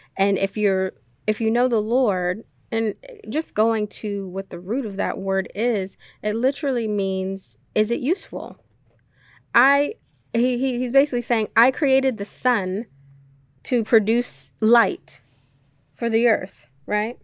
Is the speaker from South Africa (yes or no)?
no; Jamaica; moved away; as a child, um, I was born in Jamaica.